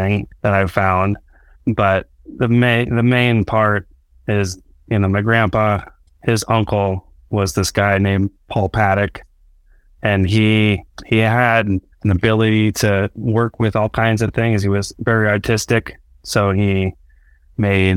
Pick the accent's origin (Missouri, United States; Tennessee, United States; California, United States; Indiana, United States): California, United States; just north of San Francisco; I'm from California, just north of San Francisco